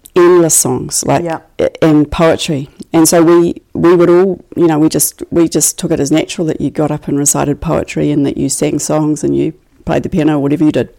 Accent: Christchurch, Canterbury, New Zealand; raised in Christchurch and I grew up in Riccarton and um, near Dean's Bush

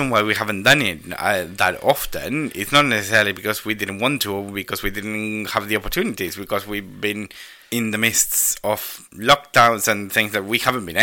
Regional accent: Argentina; now in United Kingdom; I am Argentinian

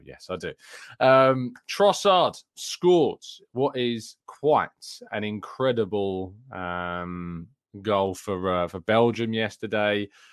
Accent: England, United Kingdom; as an English guy

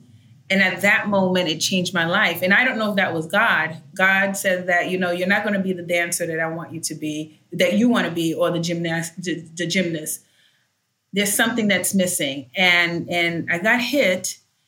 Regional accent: Haiti; first language Haitian Creole; English is a second language; And I started speaking my first tongue, which is Haitian Creole.

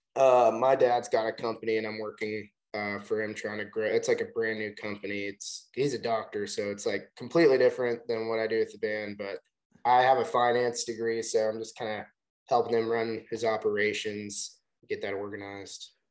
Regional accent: Chattanooga, Tennessee, United States; now in Nashville, United States; We're from Chattanooga, but we're in Nashville now

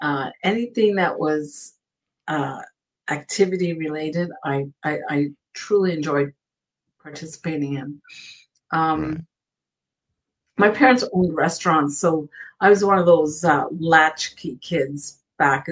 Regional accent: Ottawa, Ontario, Canada; now in Vancouver and Seattle; I was born and raised in Ottawa, Ontario, which, yes, is in Canada.

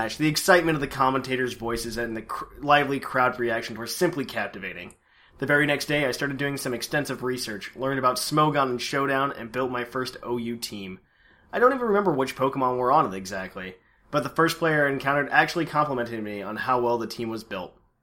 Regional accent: Poland; I'm Polish as well

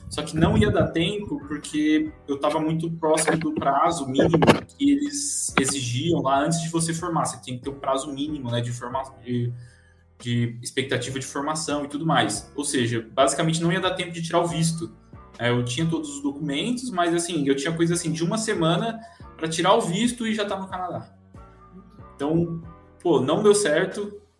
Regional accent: Presidente Prudente, São Paulo, Brazil; É, eu sou nascido e criado em Presidente Prudente, não sei se pessoal aí conhece, né?

